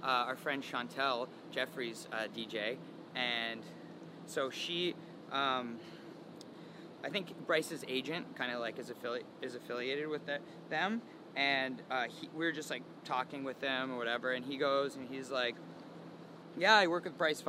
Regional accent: London, Ontario, Canada; London, my hometown

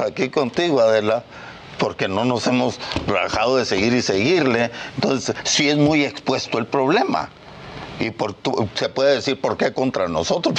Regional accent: Mexico; nosotros somos como otros mexicanos

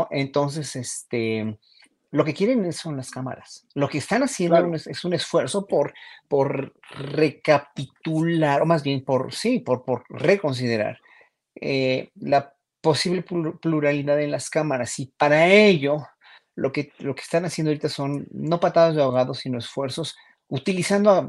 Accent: Mexico; Y eso ahí es donde hay que poner muy, mucha consideración como pueblo mexicano

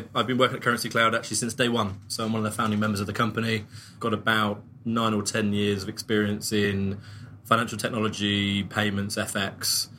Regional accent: England, United Kingdom; accent: English; moved away as an adult; now in United States; So I, in case you didn't realize, am English, my accent. I've recently moved across to the US with my family

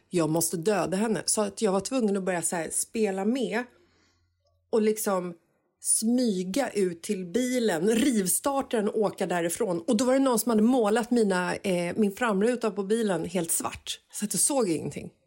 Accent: Stockholm, Stockholm County, Sweden; kanske tio år gammal så växte jag upp i Bagarmossen

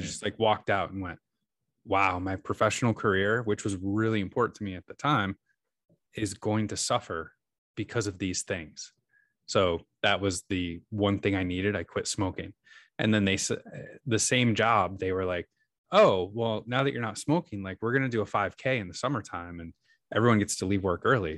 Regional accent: New York, United States; moved away as an adult; now in Seattle, United States; I grew up in New York, but, uh, my wife and I moved to Seattle, uh, geez, t, twelve years ago almost

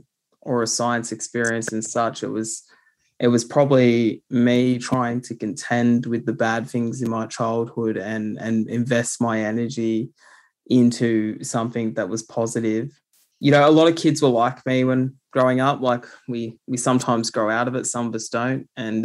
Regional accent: New South Wales, Australia; also born or lived in South Coast, New South Wales / Tumby Bay, South Australia / Bungonia, New South Wales; I grew up in the Illawarra region of New South Wales, and the South Coast is where I was born, but I also spent time in Tumby Bay in South Australia. And I also spent time in Bungonia, which is in the central Tablelands of New South Wales.

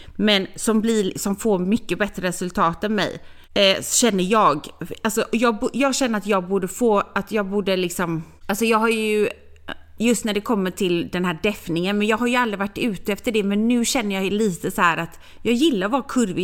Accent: Gothenburg, Västra Götaland, Sweden; jag är från Göteborg

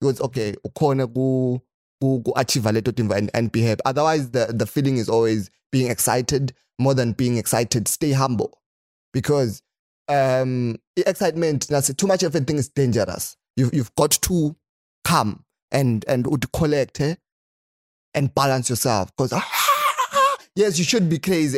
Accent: Eswatini; I'm from Swaziland

